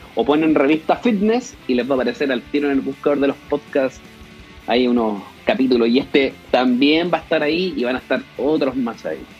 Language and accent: Spanish; Concepción, Biobío, Chile; Yo soy de Concepción